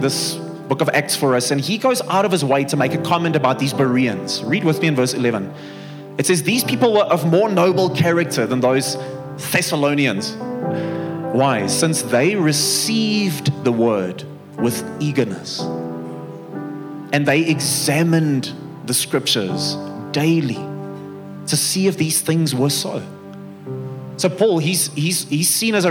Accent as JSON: {"language": "English", "town": "Bloemfontein", "region": "Free State", "country": "South Africa", "moved": "as an adult", "lives_now": "Pretoria, South Africa", "said": "I come from Bloemfontein originally"}